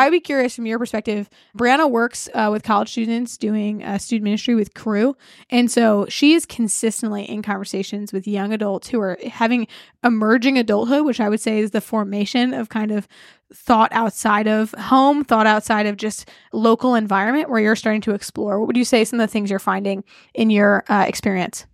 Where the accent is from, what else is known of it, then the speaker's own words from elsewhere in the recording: United States; as an American, have to recognize that a lot of my formation is due to America